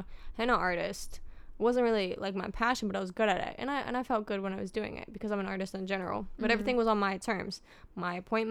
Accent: United States; I'm white. I'm American. I'm a female.

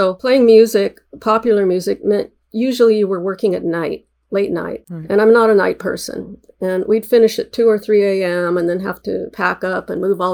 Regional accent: Los Angeles, California, United States; also born or lived in New Jersey; I grew up in the West San Fernando Valley of Los Angeles

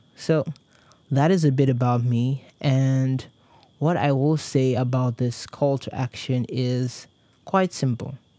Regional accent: Warri, Delta, Nigeria; I grew up, I was born and raised in Nigeria. I was born in Warri, Delta State.

